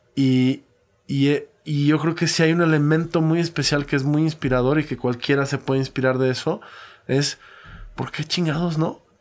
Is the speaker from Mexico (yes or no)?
yes; Mexico; como mexicano